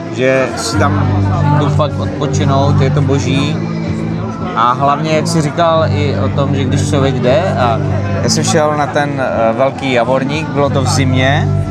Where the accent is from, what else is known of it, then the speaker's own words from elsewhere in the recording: Slavičín, Zlín Region, Czechia; moved away; jsem původem ze Slavičína.